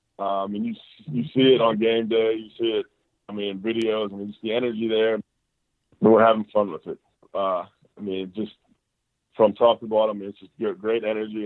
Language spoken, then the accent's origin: English; Pittsburgh, Pennsylvania, United States; I mean, I'm from Pittsburgh. I like to go back, spend time with family during that time.